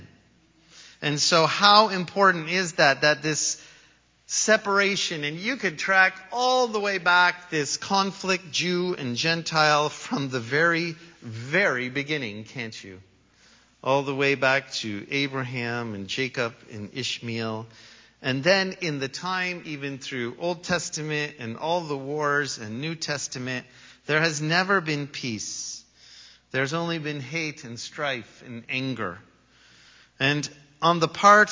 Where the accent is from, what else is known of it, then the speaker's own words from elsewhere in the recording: Canada; I just happen to be born in Canada and come from Canada